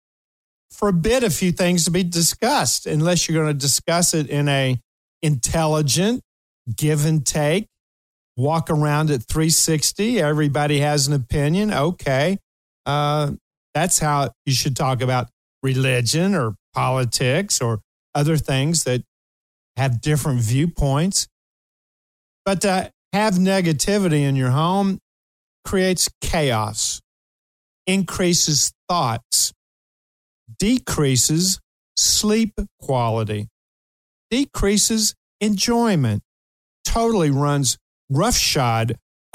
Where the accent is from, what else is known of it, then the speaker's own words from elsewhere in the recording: Kentucky, United States; moved away; I'm from Kentucky